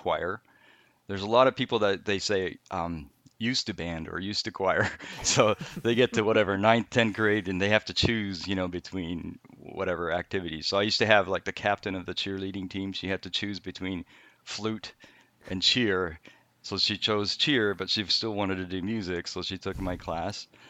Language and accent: English; Canada; also born or lived in Japan; I was born in Japan. I'm not gonna go too far back, but we moved to Canada when I was, uh, between third and fourth grade. So, I went, I did most of my school in Canada